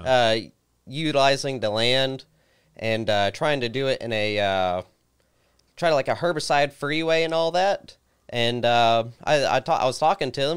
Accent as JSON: {"language": "English", "town": "Christiansburg", "region": "Virginia", "country": "United States", "tie": "born or raised there", "said": "I was born and raised here in Christiansburg."}